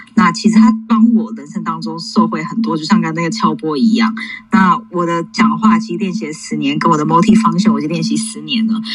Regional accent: New York, United States; moved away; 我其实的背景其实我就是在纽约长大

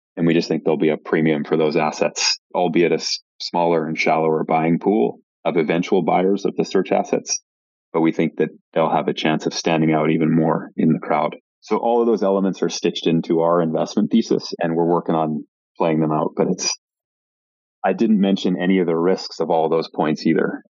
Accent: Vancouver, British Columbia, Canada; moved away as an adult; also born or lived in Montreal / Toronto / South Africa; I'm Canadian originally. I grew up in Vancouver.

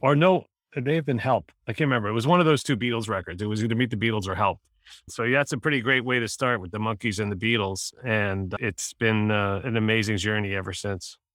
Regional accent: New York City, New York, United States; I grew up in Manhattan, so I went to Madison Square Garden

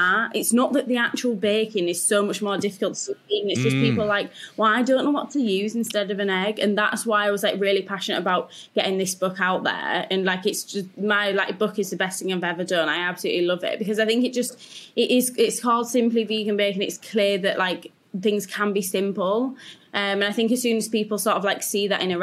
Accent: Yorkshire and the Humber, United Kingdom; I'm from Yorkshire

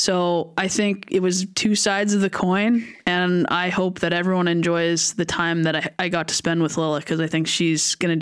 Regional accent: Souris, Manitoba, Canada; my hometown of Souris, Manitoba, which is like maybe 1,500 people

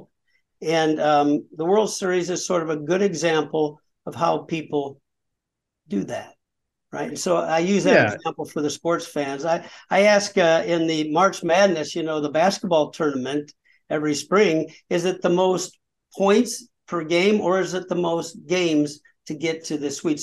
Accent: Peoria, Illinois, United States; I published my first essay as a college student, 1974, in the Peoria Journal Star, my hometown.

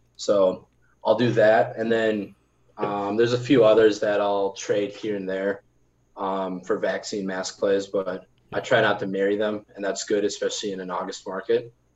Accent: Milwaukee, Wisconsin, United States; I'm from Milwaukee

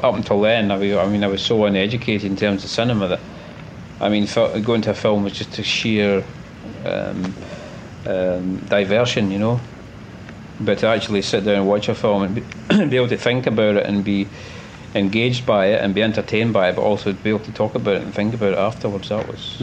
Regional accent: Glasgow, Scotland, United Kingdom; In Glasgow, yeah. In Glasgow. Born and raised in Glasgow

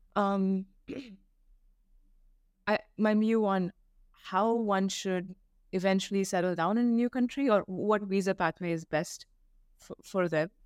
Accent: India; moved away as an adult; now in United States; growing up in India

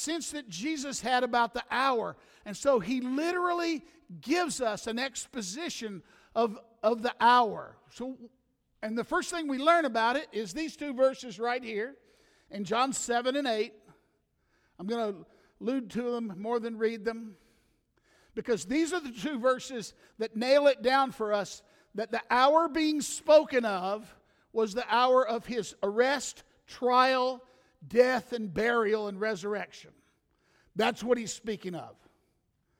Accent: the South, United States; I'm from the South

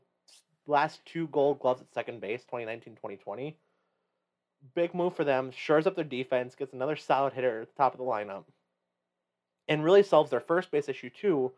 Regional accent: Gillette, Wyoming, United States; as a senior in Gillette

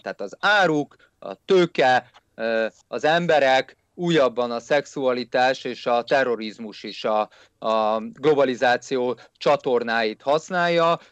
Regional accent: Hungary; én egy magyar nacionalista vagyok

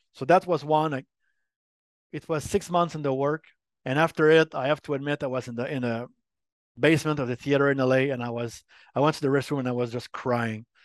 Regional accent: Montreal, Quebec, Canada; accent: French Canadian; first language French; English is a second language; I'm from Montreal, Quebec.

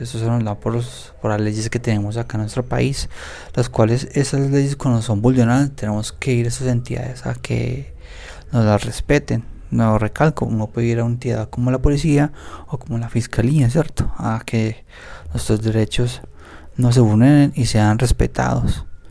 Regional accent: Colombia; como colombianos

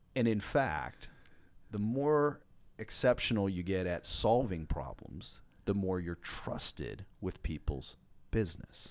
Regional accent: Washington, United States; I grew up in the great, uh, state of Washington

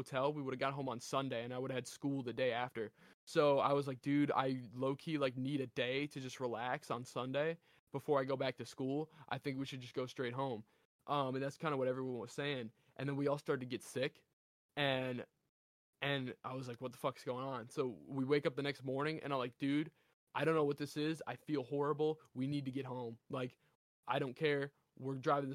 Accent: Delaware, United States; I'm from Delaware

